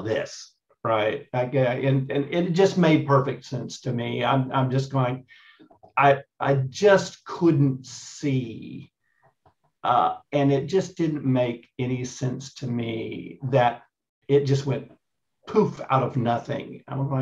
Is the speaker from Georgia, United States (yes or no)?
no; East Texas, United States; moved away as an adult; also born or lived in Dallas–Fort Worth, Texas; now in Australia; I'm in Australia now, but I'm a Texas boy. So, oh, okay. I grew up in East Texas